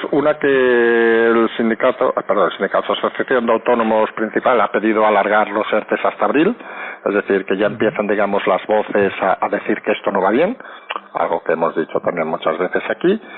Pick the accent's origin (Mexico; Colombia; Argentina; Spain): Spain; que los pasajeros, que somos todos los españoles, creamos, aunque sea falso, que alguien está a los mandos.